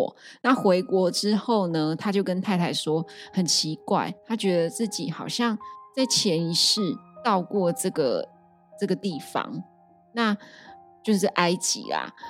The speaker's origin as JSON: {"language": "Chinese", "country": "Taiwan", "accent": "Taiwanese Mandarin (台湾国语)", "said": "我今天一直台湾国语"}